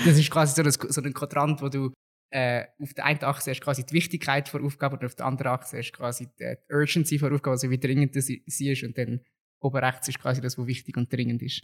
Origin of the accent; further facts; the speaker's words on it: Zug, Switzerland; Im Zug war es mal so gewesen, also dort, wo ich herkomme